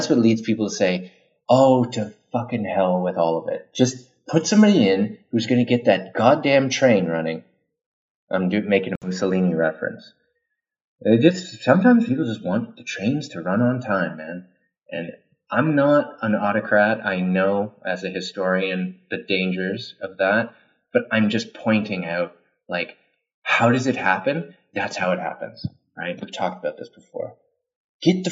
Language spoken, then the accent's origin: English; Ottawa, Ontario, Canada; moved away; I'm from Ottawa